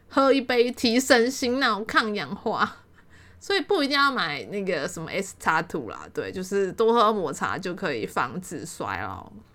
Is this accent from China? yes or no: no; Taiwan; 我们都台湾人